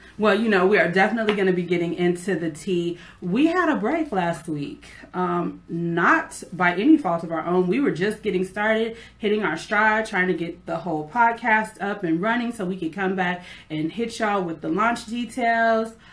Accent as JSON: {"language": "English", "region": "California", "country": "United States", "tie": "born or raised there", "also_born_or_lived": "Memphis, Tennessee", "moved": "as an adult", "lives_now": "Florida, United States", "said": "I'm originally from California. That is where I was born and raised. I didn't move to Memphis until I was an adult, and then I spent 19 years of my adult life in Memphis"}